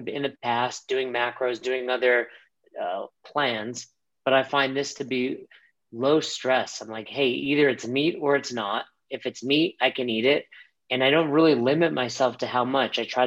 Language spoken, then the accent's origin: English; New York, United States; moved away as an adult; also born or lived in Florida; now in Colorado, United States; growing up in New York, a Jewish grandma